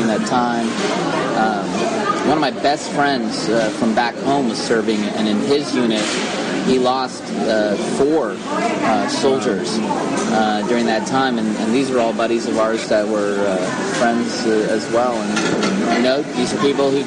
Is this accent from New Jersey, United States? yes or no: no; Dallas, Texas, United States; now in Israel; I grew up in Dallas, Texas